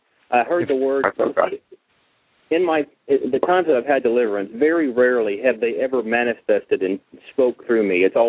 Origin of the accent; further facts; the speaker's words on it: North Texas, United States; I'm from Texas, North Texas.